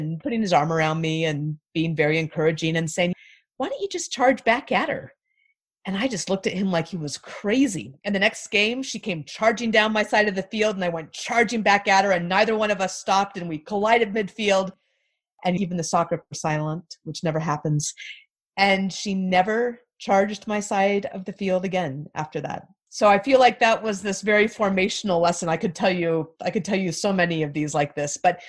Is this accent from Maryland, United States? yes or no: no; Anchorage, Alaska, United States; I grew up in Anchorage, Alaska